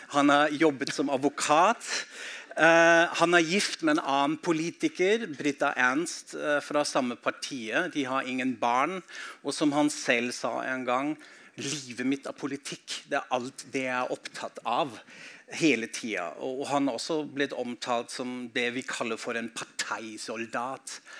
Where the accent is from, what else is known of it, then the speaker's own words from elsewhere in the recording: Germany; Norwegian is a second language; now in Norway; samtidig har jeg innvandret inn i Norge, har et blikk på hjemlandet mitt